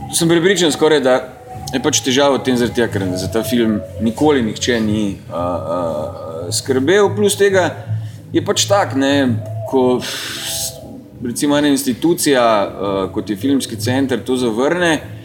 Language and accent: Slovenian; Maribor, Drava, Slovenia; moved away as an adult; also born or lived in Ljubljana; Maribor je uh, moj rojstni kraj in v Mariboru sem preživel teh svojih 19 let